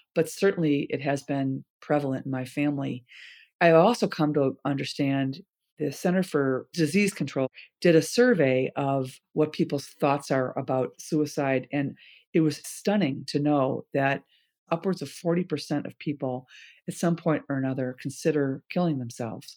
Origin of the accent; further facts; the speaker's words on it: Chicago, Illinois, United States; We grew up in Chicago